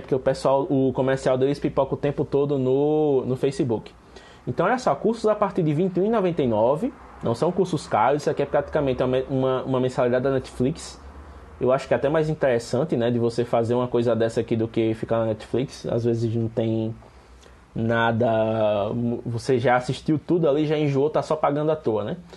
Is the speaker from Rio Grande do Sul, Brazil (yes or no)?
no; Penedo, Alagoas, Brazil; eu sou de Penedo, mas ambos somos de Alagoas